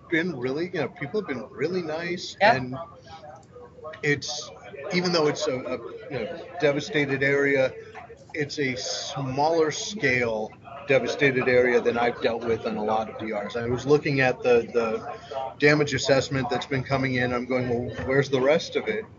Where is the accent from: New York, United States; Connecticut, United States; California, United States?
California, United States; Los Angeles; also born or lived in North Carolina; now in Oregon, United States; I grew up in L.A., in Los Angeles